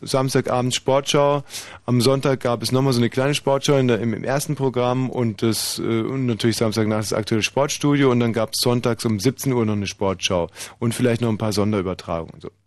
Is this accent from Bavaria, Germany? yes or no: yes; Bavaria, Germany; moved away; bei uns in Bayern